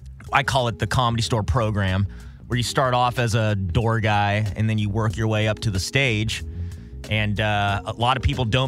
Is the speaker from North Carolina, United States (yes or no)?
no; Corona, California, United States; also born or lived in Long Beach, California / San Jose, California; I was born in Corona, California